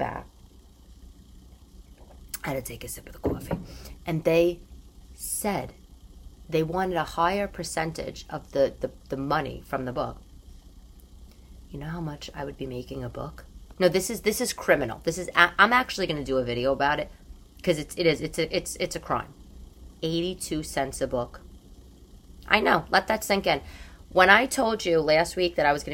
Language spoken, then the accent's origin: English; New York, United States; growing up in New York